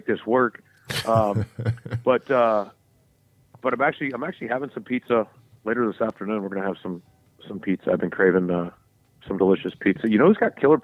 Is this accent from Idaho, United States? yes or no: no; Charlotte, North Carolina, United States; now in Southern California, United States; Where I grew up in Charlotte